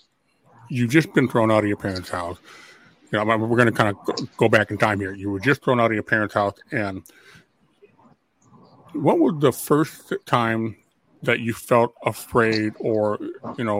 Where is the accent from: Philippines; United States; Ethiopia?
United States; Minnesota; Minnesota, my home state